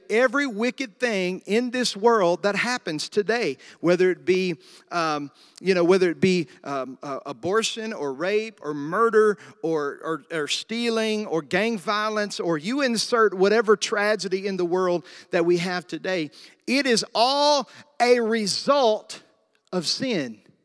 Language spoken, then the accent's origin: English; the South, United States; I was raised in the South.